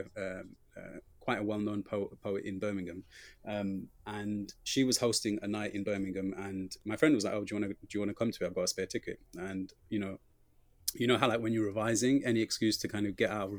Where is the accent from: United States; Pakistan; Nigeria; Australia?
Pakistan; So I was writing a lot about like what it is growing up to like being Pakistani